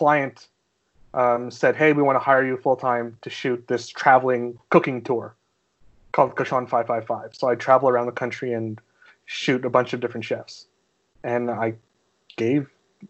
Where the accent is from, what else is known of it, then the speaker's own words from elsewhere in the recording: Montreal, Quebec, Canada; now in United States; Born and raised in Montreal